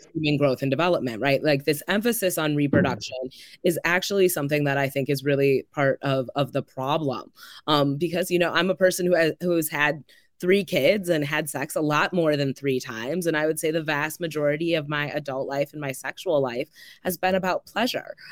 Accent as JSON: {"language": "English", "town": "Madison", "region": "Wisconsin", "country": "United States", "tie": "born or raised there", "said": "I grew up here in Madison. I went to public school"}